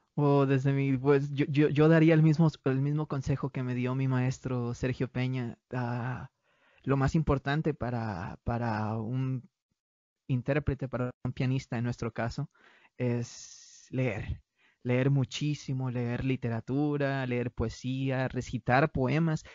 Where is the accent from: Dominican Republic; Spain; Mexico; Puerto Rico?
Mexico; moved away as an adult; nosotros como, como pianistas mexicanos